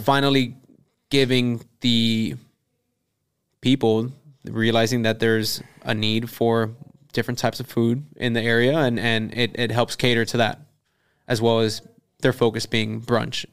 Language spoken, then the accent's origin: English; Kendall, Florida, United States; I'm from Kendall